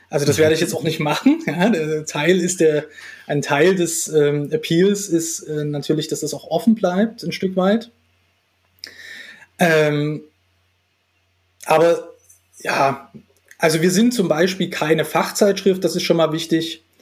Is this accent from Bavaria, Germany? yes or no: no; Dresden, Saxony, Germany; also born or lived in Halle; Geboren bin ich in Dresden. Ähm, da bin ich auch zur Schule gegangen, ähm, meine gesamte Jugendzeit in Dresden verbracht